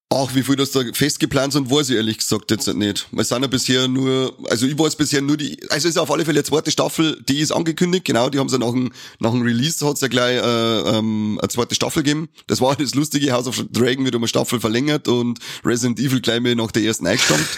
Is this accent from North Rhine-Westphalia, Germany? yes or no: no; Bavaria, Germany; bei uns in Bayern